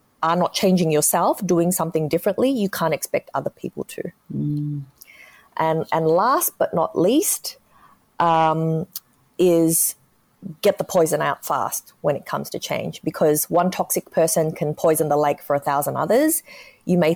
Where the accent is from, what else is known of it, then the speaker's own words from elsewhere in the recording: Australia; accent: Australian; growing up in Australia in the 80s, it was really tough. I may sound Australian, but back then we were one of the first Chinese families on the ground.